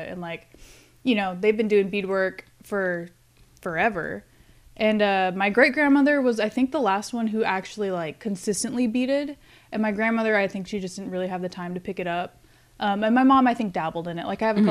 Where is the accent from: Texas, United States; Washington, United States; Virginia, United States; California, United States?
Washington, United States; Tacoma; moved away as an adult; also born or lived in Alaska; now in Corpus Christi, United States; I mean, Washington is cool. I grew up in kind of like a farm-ish area.